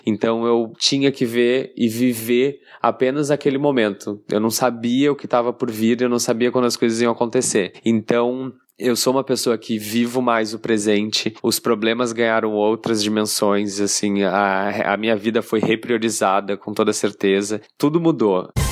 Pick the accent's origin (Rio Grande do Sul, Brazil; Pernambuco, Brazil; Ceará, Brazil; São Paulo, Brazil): Rio Grande do Sul, Brazil; Porto Alegre; accent: Porto Alegre; now in Rio de Janeiro, Brazil; eu moro no Rio, mas obviamente meu sotaque denuncia que eu sou de Porto Alegre